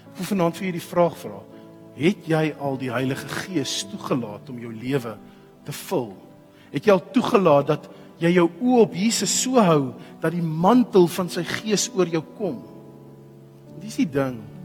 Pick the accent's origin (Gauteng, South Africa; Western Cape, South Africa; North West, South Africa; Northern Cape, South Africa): Gauteng, South Africa; Pretoria; As jy wil weet waar ek vandaan kom, trek so 'n bietjie wes. Pretoria